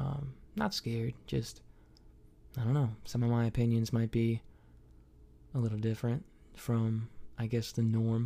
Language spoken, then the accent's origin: English; Troy, Ohio, United States; moved away as an adult; also born or lived in Kentucky; I'm from Troy, Ohio